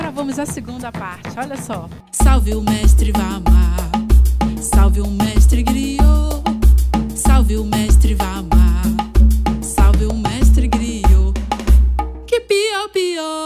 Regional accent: Macapá, Amapá, Brazil; Sou aqui de Macapá, na Amazônia

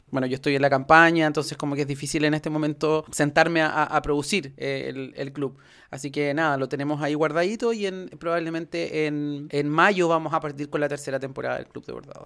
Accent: La Serena, Coquimbo, Chile; soy de La Serena, nací y criado en esta ciudad

